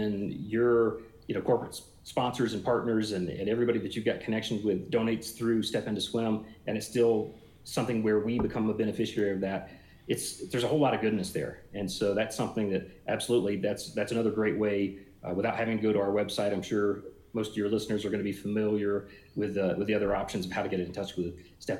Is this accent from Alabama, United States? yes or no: yes; South Alabama, United States; moved away; I grew up in South Alabama and learned to swim in a creek